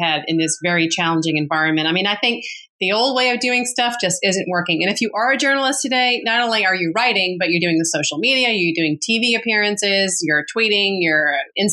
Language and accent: English; Massachusetts, United States; moved away as an adult; now in New York City, United States; We grew up very nicely in Massachusetts